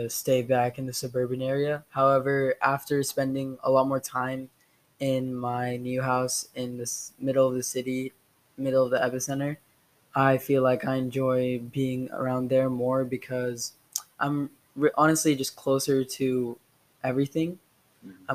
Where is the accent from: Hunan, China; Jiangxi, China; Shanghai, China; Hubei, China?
Shanghai, China; also born or lived in Houston; I was born in Houston, Texas, and I soon moved after four months to Shanghai, China my dad is half American, half Indian, and my mom is fully Indian. So I'm Indian American.